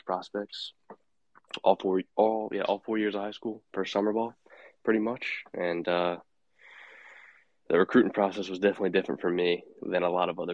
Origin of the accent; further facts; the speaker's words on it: Fuquay-Varina, North Carolina, United States; a small town 20 minutes outside of Raleigh called Fuquay Varina. I went to high school there